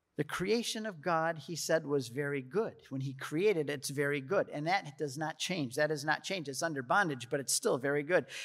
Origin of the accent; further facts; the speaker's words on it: United States; I'm an American